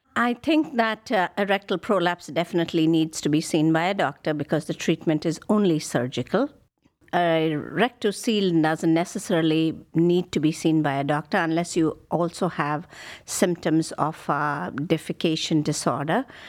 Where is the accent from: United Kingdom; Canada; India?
India; moved away as an adult; now in Cleveland, United States; I grew up in India and I did my medical training there